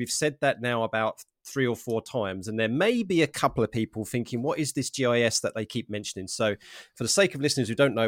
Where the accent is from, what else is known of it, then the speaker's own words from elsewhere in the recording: England, United Kingdom; because I, of course, being English, I've got my cup of tea here, despite the fact that this podcast is called Coffee and Geography.